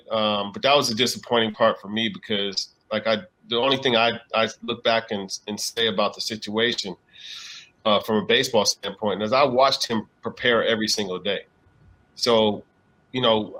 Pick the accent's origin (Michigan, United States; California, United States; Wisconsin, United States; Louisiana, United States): California, United States; Inglewood; also born or lived in Burbank; I was just born in Burbank, but I grew up in Inglewood.